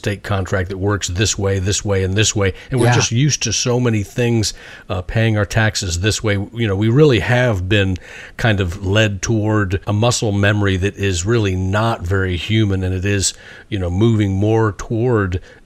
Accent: United States; I'm an American

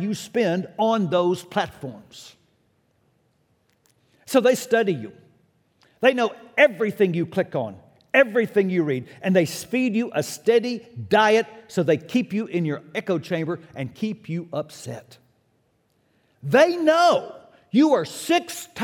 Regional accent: United States; I'm an American

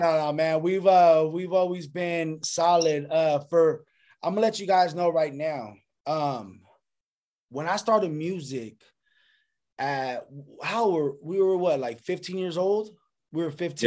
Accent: Lancaster, California, United States; also born or lived in Sacramento, California; Sacramento made me, but Lancaster, the AV raised me.

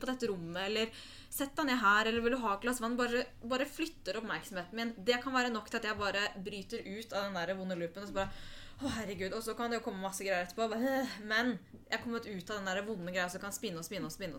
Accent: Oslo, Norway; Født og oppvokst i Oslo, og bor der også i dag

